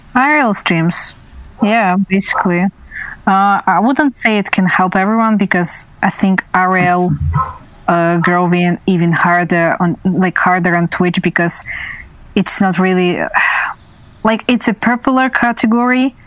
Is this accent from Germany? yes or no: no; Russia; I was from Russia